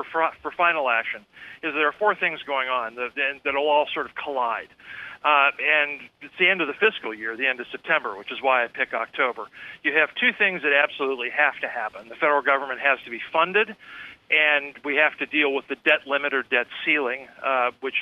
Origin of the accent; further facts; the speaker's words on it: Pennsylvania, United States; near the place where I grew up in Pennsylvania